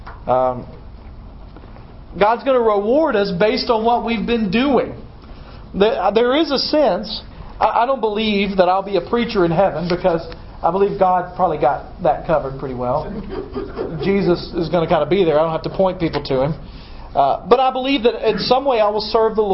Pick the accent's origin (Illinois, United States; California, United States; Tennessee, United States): Tennessee, United States; Dyersburg; I'm from Dyersburg